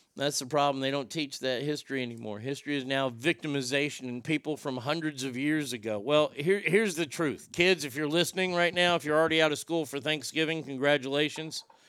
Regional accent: United States; as an American

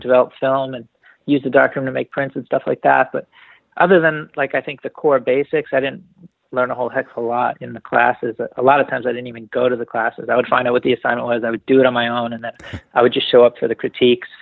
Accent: New Haven, Connecticut, United States; now in Northern California, United States; I grew up in New Haven, Connecticut, and then moved down to the country a little bit outside of New Haven.

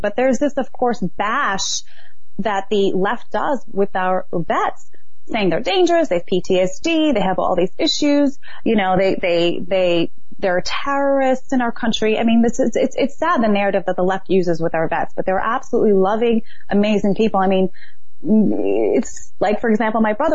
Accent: New York City, New York, United States; I grew up in Brooklyn, New York

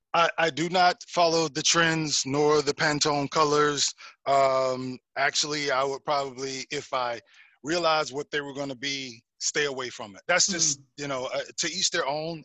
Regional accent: South Carolina, United States; moved away as an adult; also born or lived in Ohio; now in Atlanta, United States; I was born in Ohio, raised mm-hmm. in Carolina

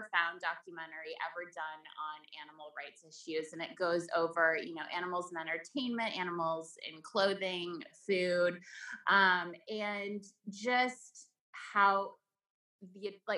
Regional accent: Vermont, United States; also born or lived in Sweden; I grew up in Vermont

